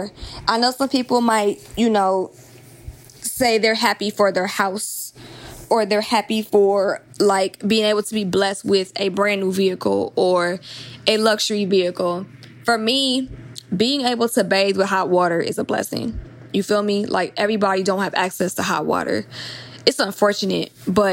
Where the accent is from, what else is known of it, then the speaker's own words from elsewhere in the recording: Atlanta, Georgia, United States; now in Los Angeles, United States; I'm from Atlanta, but I live